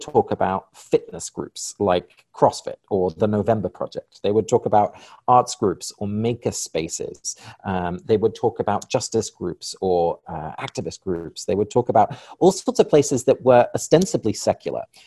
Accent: England, United Kingdom; moved away; I was born and raised in England

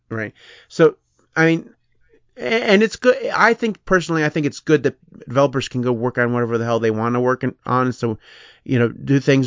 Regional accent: United States; I'm American

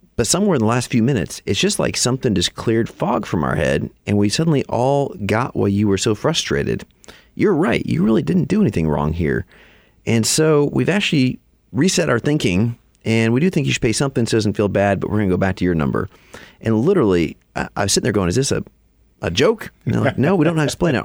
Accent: Alaska, United States; moved away as an adult; also born or lived in Chicago; now in Texas, United States; I grew up in Alaska, so a little northwest of here.

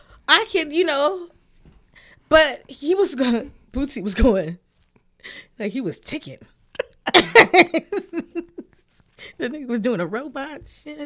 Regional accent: West Coast, United States; I never knew I would love a song about drive-bys in my life. And I'm from the West Coast.

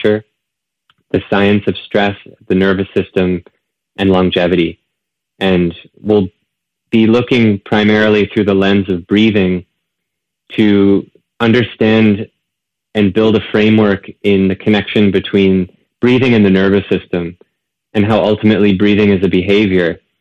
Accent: Northampton, Massachusetts, United States; moved away as an adult; now in Encinitas, United States; returning back to the East Coast, my hometown, Northampton, Massachusetts

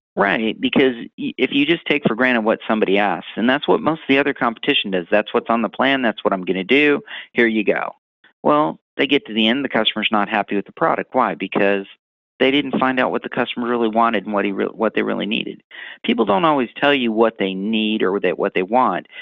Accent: Missouri, United States; I'm from Missouri

